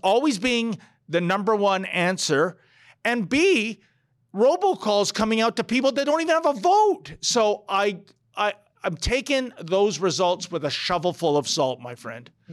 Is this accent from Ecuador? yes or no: no; Toronto, Ontario, Canada; also born or lived in Newfoundland; "Where are you from?" And I would say, "Toronto."